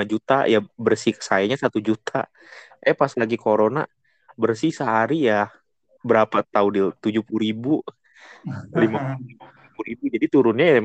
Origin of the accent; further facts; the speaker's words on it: Depok, West Java, Indonesia; gorengan khas sini, khas Depok, khas kota saya Depok